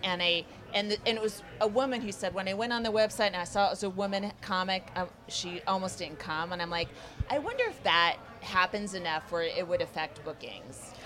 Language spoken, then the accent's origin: English; Northern California, United States; I'm from Northern California